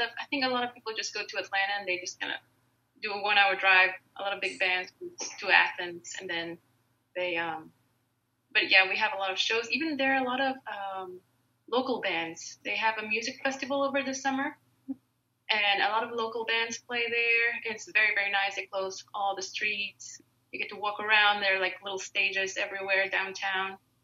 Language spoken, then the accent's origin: English; Mexico; moved away as an adult; also born or lived in Statesboro, Georgia; I'm originally from Mexico